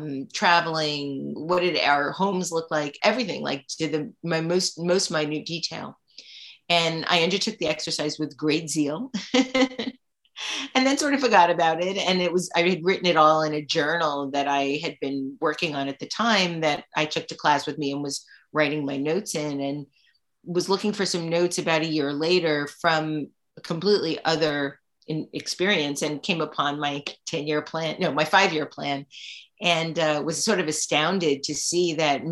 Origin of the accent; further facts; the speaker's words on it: New York, United States; also born or lived in Brooklyn / Queens / Staten Island / Long Island; I'm a native New Yorker